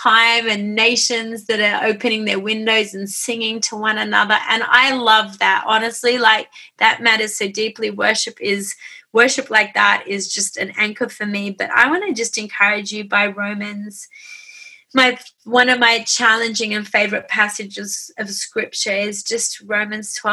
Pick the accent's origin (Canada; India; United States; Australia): Australia; I'm an Aussie